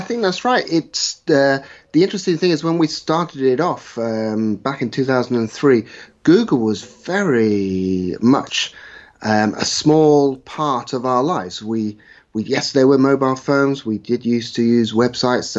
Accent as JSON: {"language": "English", "area": "West Country", "region": "South West England", "country": "United Kingdom", "tie": "born or raised there", "said": "I was brought up in the West Country, played my rugby mostly in the West Country"}